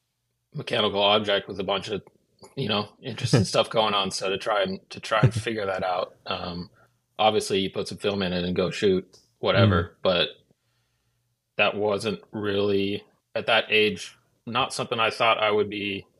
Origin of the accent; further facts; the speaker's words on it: Washington, United States; No. I grew up on the West Coast in Washington State.